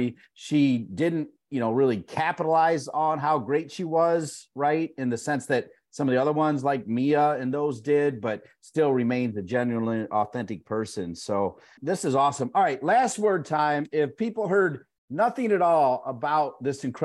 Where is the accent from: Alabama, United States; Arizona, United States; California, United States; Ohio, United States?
Ohio, United States; I'm from Ohio